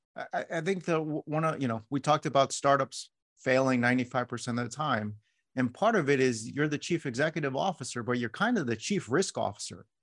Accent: New York City, New York, United States; I was born in New York City

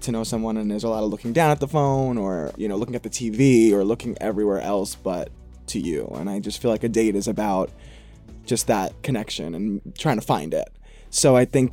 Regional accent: New York City, New York, United States; now in Los Angeles, United States; I'm born and raised in Queens, New York.

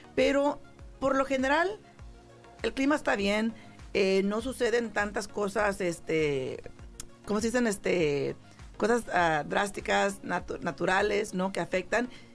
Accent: San Jose, California, United States; moved away as an adult; yo, yo pues soy de San José, California

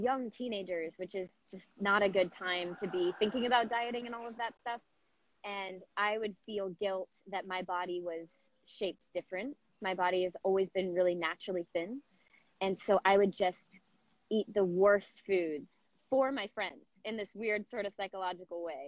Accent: Southern California, United States; I grew up in Southern California

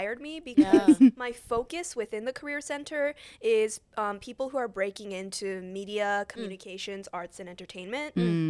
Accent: Seattle, Washington, United States; moved away as an adult; also born or lived in Hong Kong; now in Chicago, United States; So I am originally from the West Coast, Washington State, Seattle.

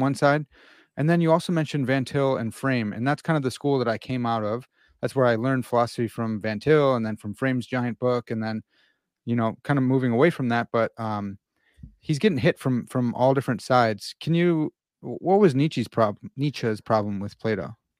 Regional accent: Midwest, United States; I'm from the Midwest

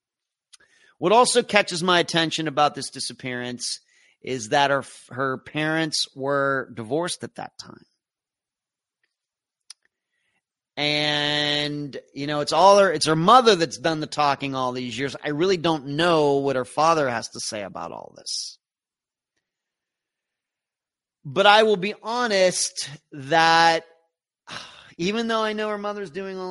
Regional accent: Pennsylvania, United States; Not Pennsylvania, once again, the way I look at my home state.

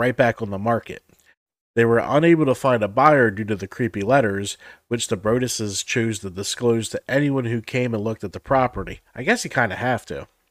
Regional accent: New Jersey, United States; we're both from Jersey.

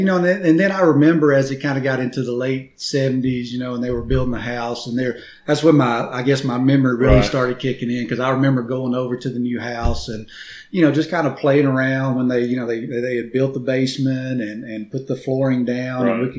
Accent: Muscadine, Alabama, United States; Well, I think I'd be remiss if I didn't start off with, you know, we started out in a double-wide trailer out in Muscadine.

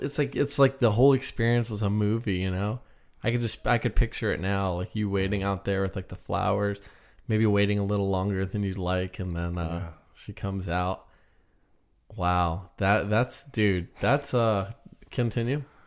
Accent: United States; I'm American

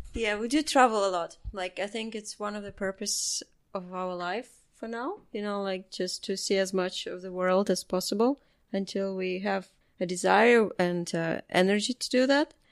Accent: Lithuania; moved away as an adult; also born or lived in London, United Kingdom; when I lived in Lithuania

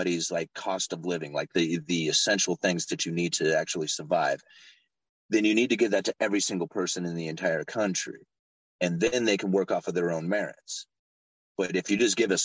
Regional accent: Portland, Oregon, United States; I'm from Portland, Oregon. I'm outside of Portland. I'm out on the coast, but Portland is the closest city to me. And when I was a kid, Portland was a beautiful place.

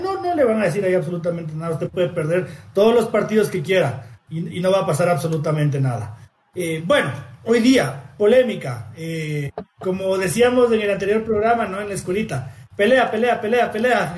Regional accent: Ecuador; como ecuatoriano

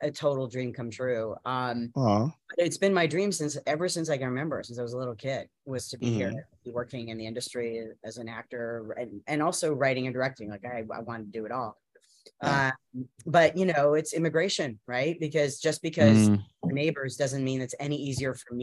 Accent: Canada; also born or lived in Winnipeg, Manitoba / Vancouver, British Columbia; now in Los Angeles, United States; I grew up in Winnipeg and Vancouver

